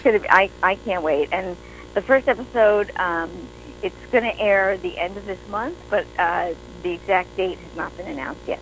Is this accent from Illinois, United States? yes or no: no; New York, United States; moved away; I'm originally from New York